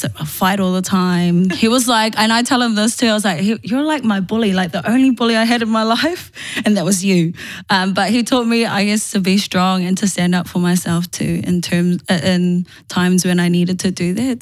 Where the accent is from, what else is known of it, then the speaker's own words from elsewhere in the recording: Auckland, New Zealand; born and bred in Manurewa, still living in Manurewa.